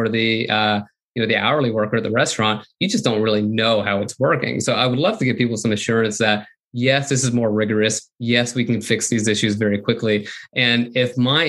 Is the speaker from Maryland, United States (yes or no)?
no; Florida, United States; I grew up in Florida